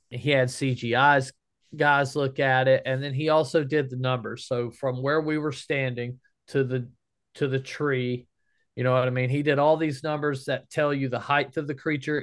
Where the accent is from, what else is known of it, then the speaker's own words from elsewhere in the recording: the South, United States; We're from the South